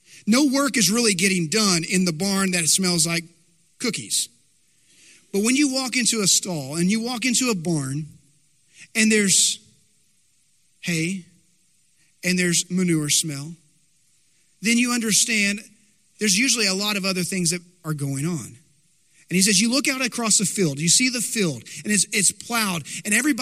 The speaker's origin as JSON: {"language": "English", "town": "Dumas", "region": "Texas", "country": "United States", "tie": "born or raised there", "said": "I remember growing up in Dumas. Now, Dumas, Texas, it's north of Amarillo, Texas Panhandle"}